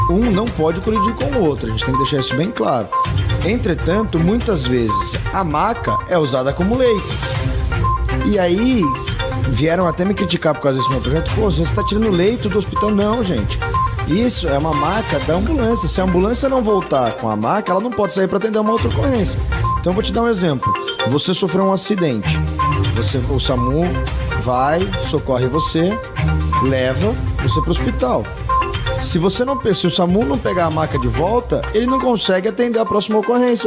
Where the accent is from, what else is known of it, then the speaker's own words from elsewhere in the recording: Sorocaba, São Paulo, Brazil; não nasci em Sorocaba, mas vim para Sorocaba muito pequena